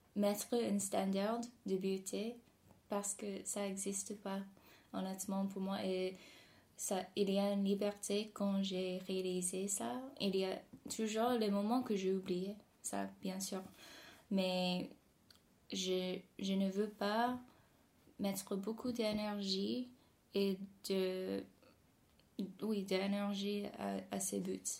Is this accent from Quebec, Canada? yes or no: no; near Toronto, Ontario, Canada; French is a second language; now in Paris, France; je suis née au Canada, juste à côté de Toronto.